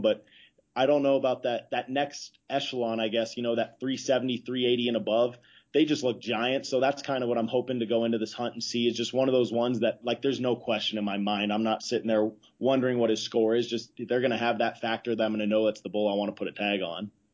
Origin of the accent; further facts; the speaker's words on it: Idaho, United States; I grew up in Idaho